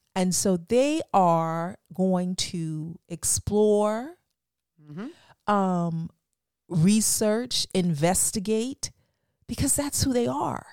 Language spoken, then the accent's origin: English; Florida, United States; moved away; I'm from Florida